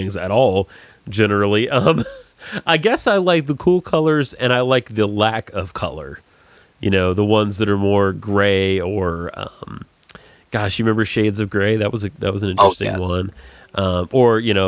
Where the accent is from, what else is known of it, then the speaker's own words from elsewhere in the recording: the South, United States; growing up in the South was such a part of my life